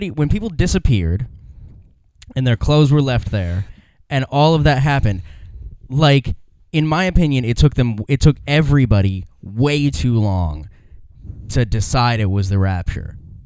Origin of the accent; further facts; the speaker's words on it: Ohio, United States; my hometown where I grew up in Ohio